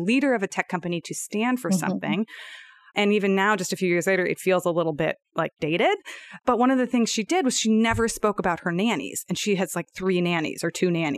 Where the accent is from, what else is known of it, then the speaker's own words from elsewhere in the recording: United States; I'm speaking as an American in the US